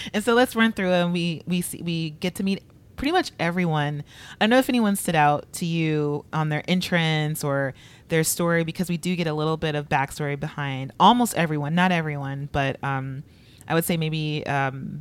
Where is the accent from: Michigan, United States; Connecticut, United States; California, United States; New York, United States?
California, United States; Los Angeles; I'm from LA, but I grew up across the street from Inglewood